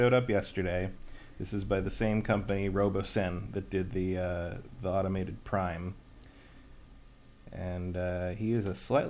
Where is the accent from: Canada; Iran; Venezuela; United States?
United States; As an American